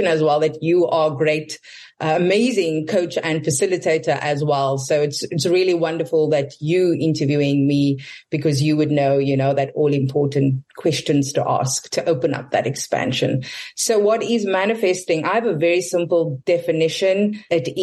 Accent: South Africa; I'm South African

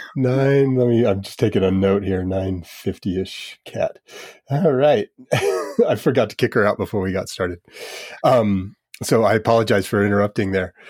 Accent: United States; I'm from the United States

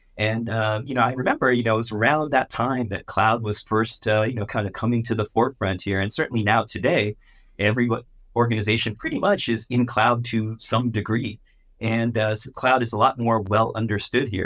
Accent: San Francisco Bay Area, California, United States; I'm also originally from the San Francisco Bay Area

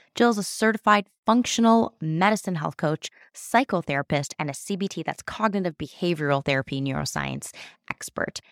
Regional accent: Toronto, Ontario, Canada; my hometown is Toronto

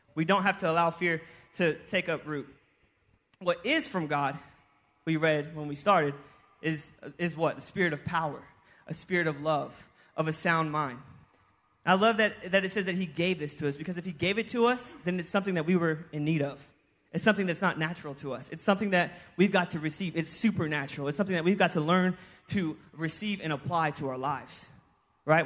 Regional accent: Houston, Texas, United States; moved away; also born or lived in Kansas; I'm from Houston

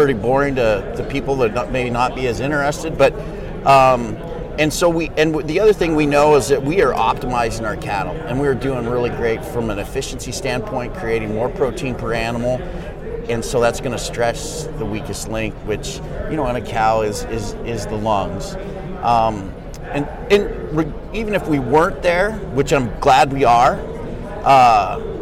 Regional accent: Montana, United States; moved away as an adult; also born or lived in Washington / Kansas / Missouri; I grew up in Montana

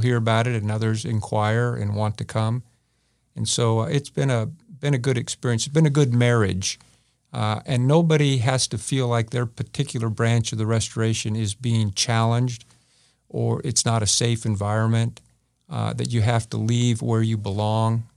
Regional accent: California, United States; moved away as an adult; now in Independence, United States; I grew up in California.

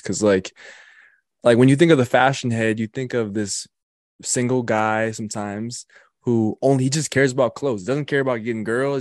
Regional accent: Colorado, United States; also born or lived in Wisconsin; I'm, I'm from and born and raised in Colorado

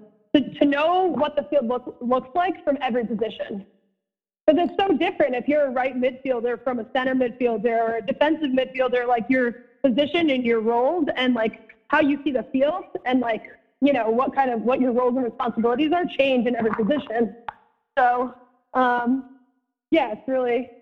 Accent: Ridgewood, New Jersey, United States; also born or lived in Illinois; I was born in Ridgewood, New Jersey. Then I moved to Illinois when I was like 3 to 5 years old, and then I moved back to the same town in Ridgewood

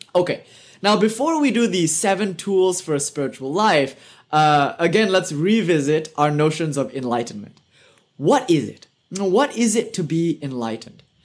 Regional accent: United Kingdom; accent: British; my British accent

